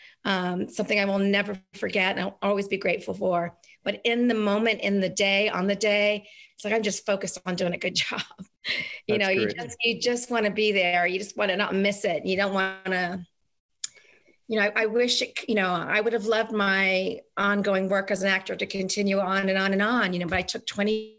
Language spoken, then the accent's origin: English; New Zealand; moved away; I was from New Zealand